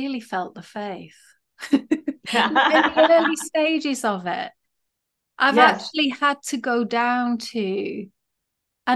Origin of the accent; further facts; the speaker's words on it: England, United Kingdom; As a woman, I think growing up in England, I've I learned a very specific, quiet way of being